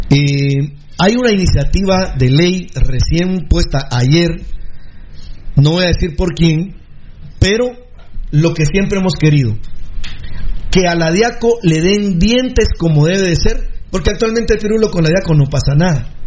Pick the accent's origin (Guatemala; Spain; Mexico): Guatemala; así somos los guatemaltecos de maleducados